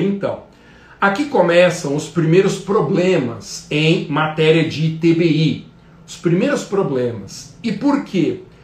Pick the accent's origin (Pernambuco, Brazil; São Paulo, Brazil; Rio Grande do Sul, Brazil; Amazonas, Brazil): São Paulo, Brazil; Guarulhos; então Guarulhos, por exemplo, minha terra natal